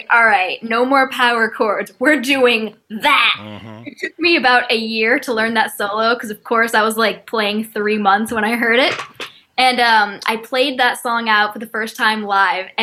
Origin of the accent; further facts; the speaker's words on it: Windsor, Connecticut, United States; I'm actually from Windsor, Connecticut. There is not much of a music scene there, but I made it happen from an early age